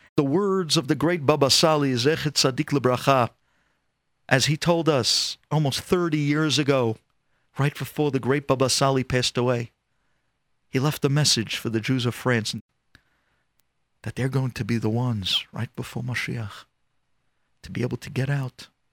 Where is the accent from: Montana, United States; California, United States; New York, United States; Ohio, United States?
New York, United States; I'm from the United States. I'm actually from New York